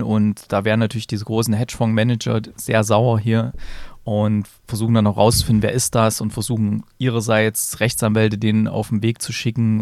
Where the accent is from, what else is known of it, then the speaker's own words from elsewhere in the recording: Germany; hier bei uns in Deutschland